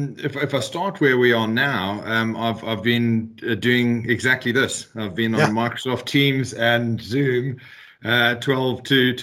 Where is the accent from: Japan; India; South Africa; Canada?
South Africa; accent: South African; also born or lived in London, United Kingdom; now in Clonakilty, Ireland; I'm based out of London. But interestingly, as you can probably hear, I'm South African. That's the accent you're picking up, but married an Irish girl, so living in Ireland.